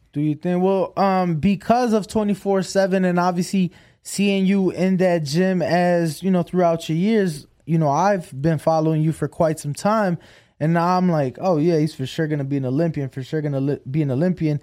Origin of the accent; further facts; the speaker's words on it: Chicago, Illinois, United States; now in Las Vegas, United States; I'm from Chicago